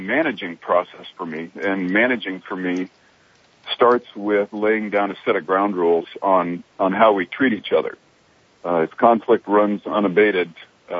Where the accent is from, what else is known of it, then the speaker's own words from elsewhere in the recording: Fairbanks, Alaska, United States; I grew up in Fairbanks